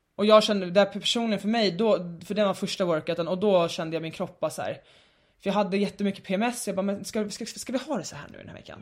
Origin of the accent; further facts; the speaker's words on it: Stockholm, Stockholm County, Sweden; alltså jag är uppvuxen i innerstan men jag har ju bott mycket i förorten mm. senaste åren eh, i Stockholm